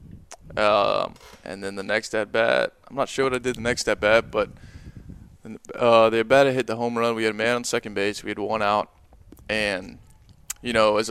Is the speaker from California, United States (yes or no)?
no; Tampa, Florida, United States; I'm from Tampa, you know, we're surrounded by water pretty much everywhere